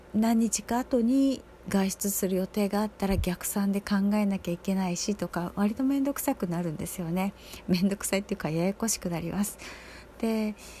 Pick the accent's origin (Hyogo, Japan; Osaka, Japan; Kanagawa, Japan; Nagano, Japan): Osaka, Japan; moved away as an adult; 私はずっとその大阪とかで育って暮らしてきた期間が長いので